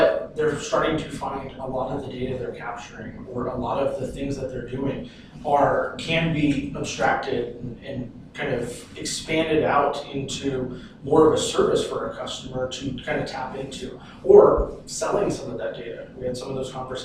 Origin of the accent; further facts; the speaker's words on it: Southern California, United States; moved away as an adult; now in Phoenix, United States; I'm originally from Southern California. Spent just about my entire life there. Recently moved to Phoenix